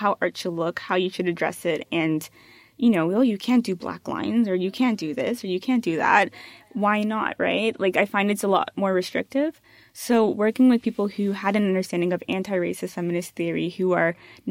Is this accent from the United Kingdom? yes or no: no; Canada; growing up, I definitely never felt Canadian.